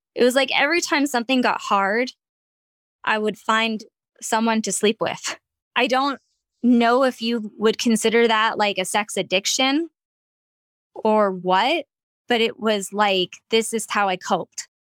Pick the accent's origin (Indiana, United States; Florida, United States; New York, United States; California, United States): California, United States; Ventura County; also born or lived in Long Beach, California; where I grew up in Ventura County